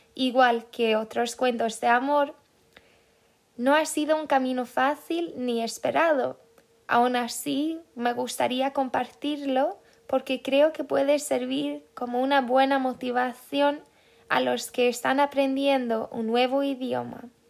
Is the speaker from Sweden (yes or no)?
yes; Sweden; Spanish is a second language; soy una sueca